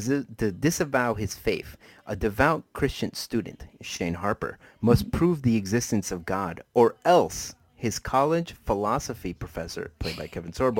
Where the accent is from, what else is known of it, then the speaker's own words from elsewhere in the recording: Colombia; moved away; since I was born in a Hispanic country, I was born in Colombia, uh-huh. that means that I'm a deeply devout Catholic.